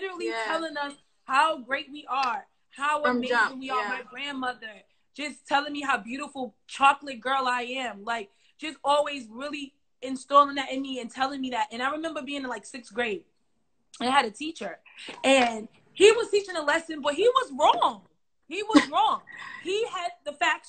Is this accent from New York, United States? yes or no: yes; New York City, New York, United States; I'm from Brooklyn, and like I lived in a neighborhood where, you know, it was tough.